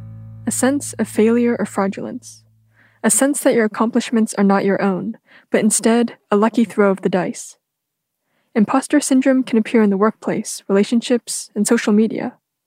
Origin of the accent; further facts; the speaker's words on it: California, United States; I've lived in the Bay Area my whole life